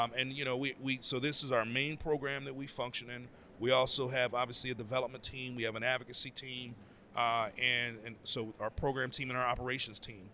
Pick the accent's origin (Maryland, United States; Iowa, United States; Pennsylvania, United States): Pennsylvania, United States; Pittsburgh; moved away as an adult; now in Boston, United States; I'm originally from Pittsburgh.